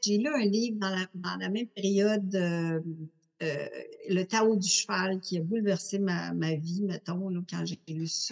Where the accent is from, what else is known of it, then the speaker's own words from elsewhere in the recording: Montreal, Quebec, Canada; Je suis née à Montréal